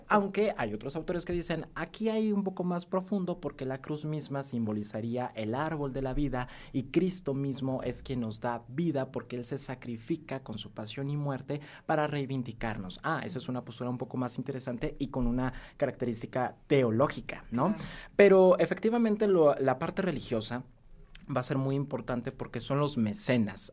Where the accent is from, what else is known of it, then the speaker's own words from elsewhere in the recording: Puebla, Mexico; lo que somos como poblanos, esta identidad poblana